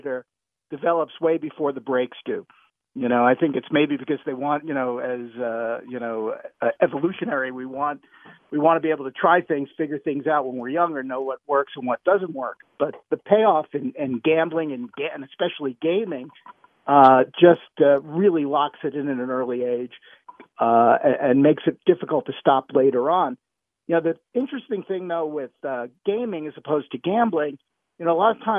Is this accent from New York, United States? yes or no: yes; New York City, New York, United States; I grew up in New York